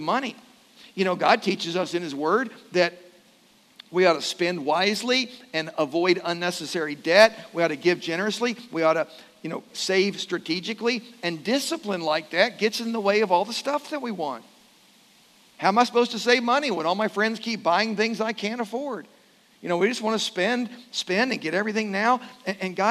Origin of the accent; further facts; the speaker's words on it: Louisville, Kentucky, United States; when I was growing up in Louisville, I had a friend at Okolona Christian Church